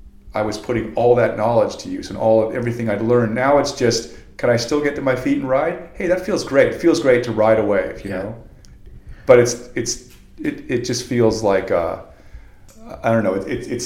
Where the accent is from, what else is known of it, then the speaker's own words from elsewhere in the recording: Venice, California, United States; also born or lived in Manhattan Beach / San Clemente; I've been surfing for 40 years, and I grew up in Venice. I moved to Manhattan Beach. I lived in San Clemente. I never didn't live on the beach